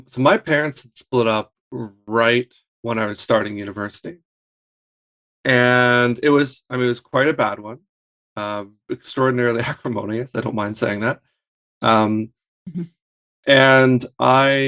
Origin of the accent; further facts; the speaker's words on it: Hamilton, Ontario, Canada; moved away as an adult; I'm from Hamilton